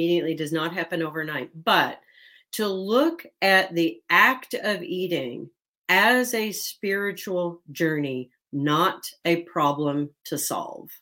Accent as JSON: {"language": "English", "region": "Kentucky", "country": "United States", "said": "I'm from the South. I'm from Kentucky, and Kentucky cooking is not Ayurveda cooking"}